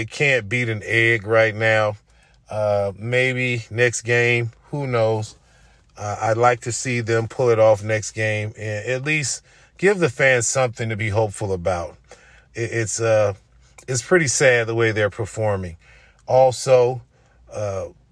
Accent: Oakland, California, United States; moved away as an adult; I'm still in my hometown, in my home area

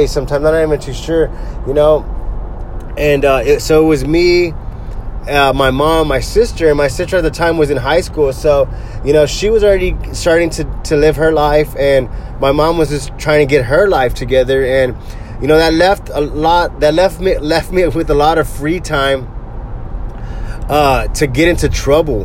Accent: Corpus Christi, Texas, United States; also born or lived in Bay City, Texas; I grew up here in Corpus Christi, Texas. We moved here I was like 3 years old, and we used to live in Bay City, Texas

